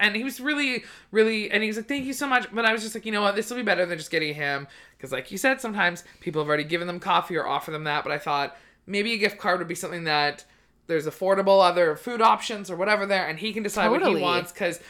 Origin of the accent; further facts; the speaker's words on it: New Westminster, British Columbia, Canada; He's from like right where I grew up. Like right close to there.